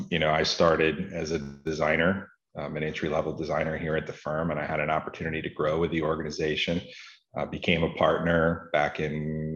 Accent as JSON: {"language": "English", "region": "Florida", "country": "United States", "tie": "born or raised there", "said": "I grew up here in Florida, in the southeastern part of the United States"}